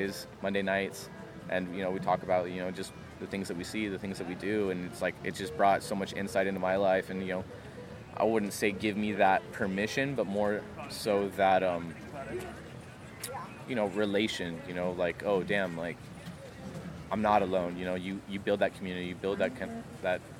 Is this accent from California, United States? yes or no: yes; San Diego, California, United States; moved away as an adult; now in Oregon, United States; originally from, you know, San Diego, Pacific Beach, you know, stomping grounds is my hometown.